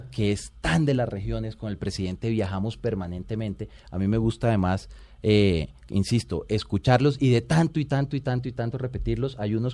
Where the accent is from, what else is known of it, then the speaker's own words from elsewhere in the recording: La Guajira, Colombia; born there; Yo soy de provincia, orgullosamente colombiano. Yo nací en La Guajira